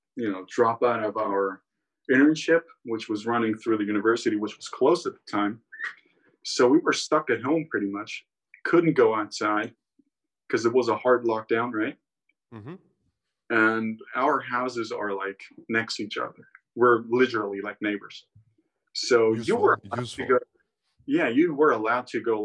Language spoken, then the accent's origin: English; Rhodes, South Aegean, Greece; also born or lived in Crete; I live full time in Greece, and I grew up in Rhodes, where I'm at right now.